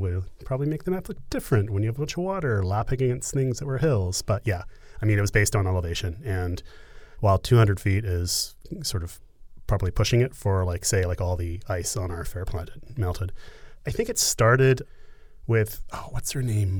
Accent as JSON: {"language": "English", "country": "Canada", "said": "I'm Canadian"}